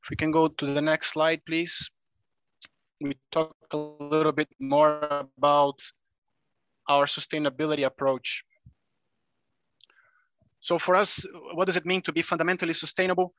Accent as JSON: {"language": "English", "country": "Brazil", "also_born_or_lived": "Europe", "moved": "yes", "lives_now": "Indonesia", "said": "I am originally from Brazil, though, a very big coffee producer and consumer as well."}